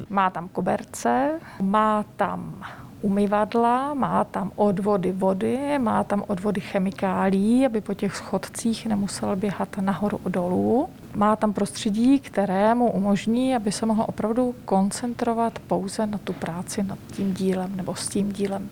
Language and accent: Czech; Czechia; moved away as an adult; also born or lived in Italy